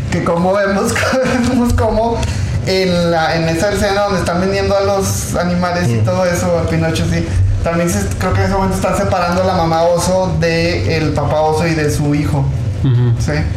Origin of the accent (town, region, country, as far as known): Mexico; accent: Mexican